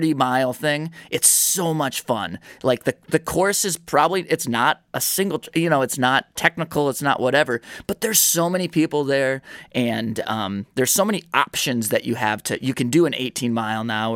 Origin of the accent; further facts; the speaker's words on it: Indiana, United States; moved away as an adult; now in Michigan, United States; I've only lived in Michigan since 2018, so I grew up in Indiana.